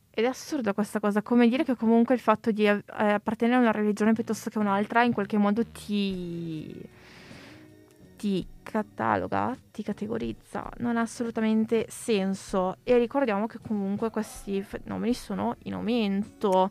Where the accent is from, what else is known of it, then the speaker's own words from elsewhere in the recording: Italy; sono italiana, sono nata in Italia, sono italiana